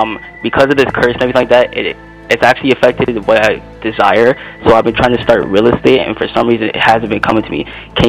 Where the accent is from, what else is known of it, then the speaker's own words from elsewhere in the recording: Toronto, Ontario, Canada; Oh, I'm from here. I'm from Toronto, Canada. So I'm born here and everything.